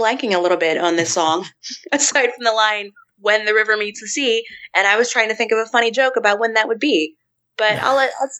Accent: West Virginia, United States; I'm from West Virginia. I'm from Appalachia. You know, I have family that grew up very, very poor.

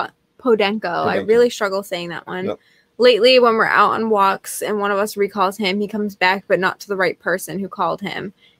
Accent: New Jersey, United States; Tony, I'm from Jersey.

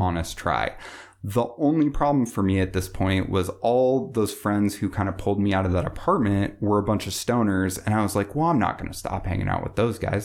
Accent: Bellevue, Washington, United States; I grew up in Bellevue, um, so I grew up in, you know, the suburbs

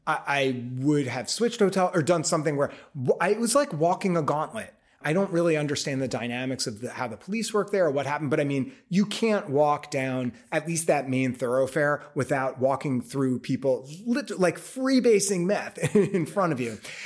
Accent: New York, United States; I mean, I because I'm a New Yorker, mm-hmm. I've always walked everywhere.

